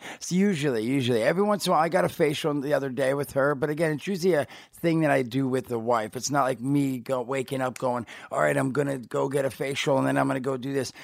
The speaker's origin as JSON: {"language": "English", "region": "New Jersey", "country": "United States", "tie": "born or raised there", "moved": "yes", "said": "I grew up in Jersey"}